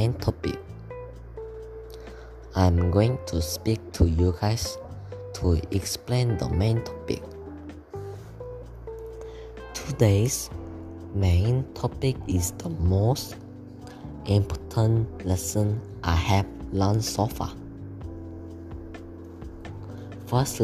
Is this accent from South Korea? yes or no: yes; South Korea; English is a second language; now in Malaysia; I'm from Korea, which is South place, and I'm studying in Malaysia International School right now.